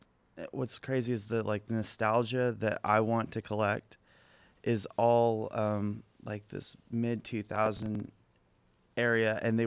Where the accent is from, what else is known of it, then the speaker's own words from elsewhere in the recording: Corpus Christi, Texas, United States; now in Austin, United States; Yeah, I'm from Corpus.